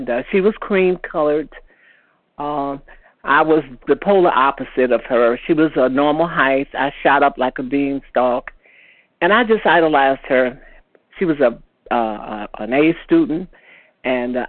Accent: Chicago, Illinois, United States; moved away as an adult; now in Indiana, United States; I moved from my hometown of Chicago to a little town in Indiana

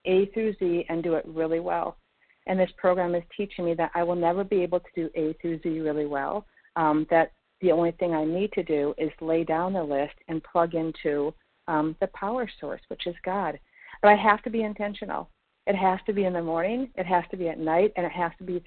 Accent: Minnesota, United States; now in Florida, United States; I'm from Minnesota but currently in Florida

